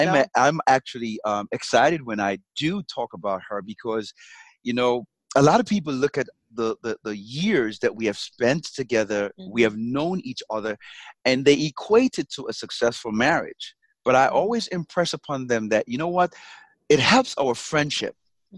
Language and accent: English; Jamaica; accent: Jamaican; moved away; And I kind of lost my Jamaican accent a little bit.